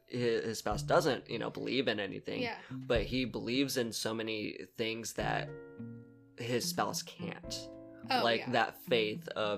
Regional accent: California, United States; because we come from Southern California where it's like, no, it's dry earthquakes and fires

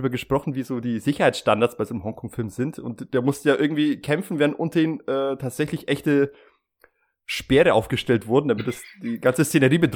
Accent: Switzerland; Ja, ich bin Schweizer.

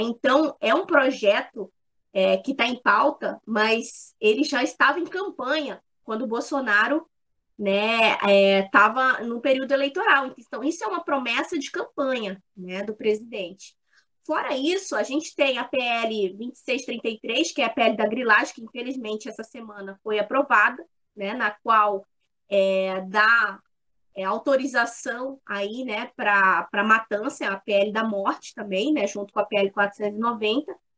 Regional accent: Manaus, Amazonas, Brazil; now in Criciúma, Brazil; sou nascida em Manaus, né, no estado do Amazonas

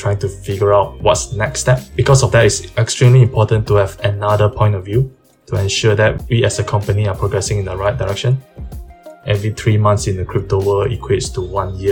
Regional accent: Malaysia; I grew up in Malaysia

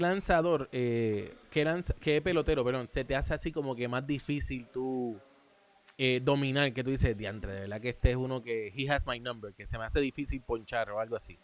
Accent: Puerto Rico; somos puertorriqueños

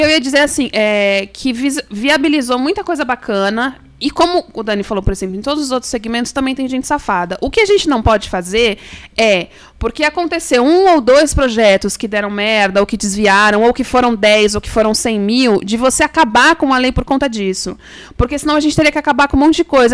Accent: Brazil

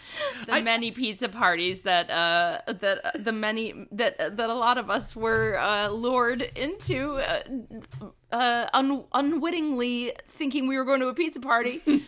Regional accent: Minnesota, United States; Growing up in Minnesota

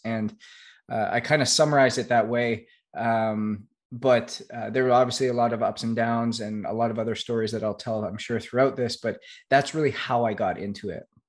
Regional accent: Canada; I was obviously born and raised in Canada

